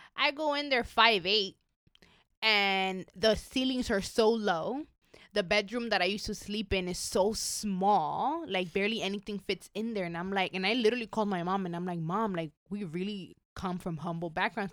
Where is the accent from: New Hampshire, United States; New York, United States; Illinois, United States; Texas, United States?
New York, United States; English is a second language; now in Los Angeles, United States; growing up in New York, I, I, I mean, I grew up in an undocumented family